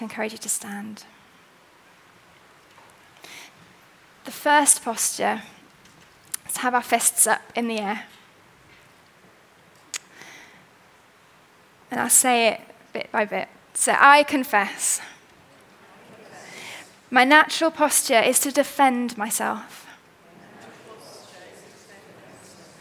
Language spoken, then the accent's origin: English; Wales, United Kingdom; I'm quite C of E at heart, and I'm Welsh